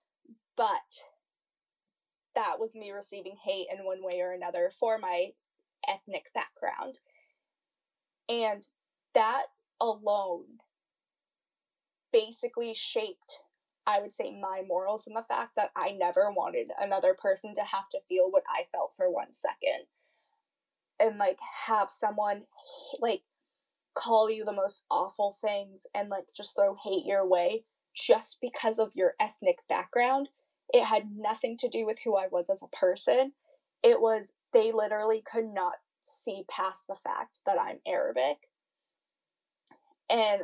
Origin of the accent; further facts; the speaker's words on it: an hour out of Boston, Massachusetts, United States; I live an hour out of Boston